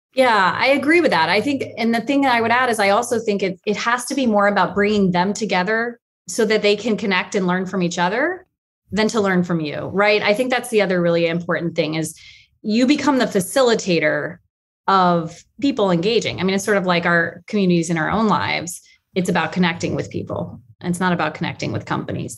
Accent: Atlanta, Georgia, United States; moved away; I'm from Atlanta, and they were both from Georgia

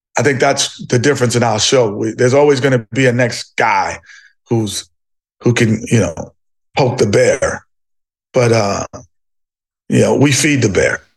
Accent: New York City, New York, United States; Growing up in New York City, you're, you're, you're a melting pot of people, cultures, and, and, and religions

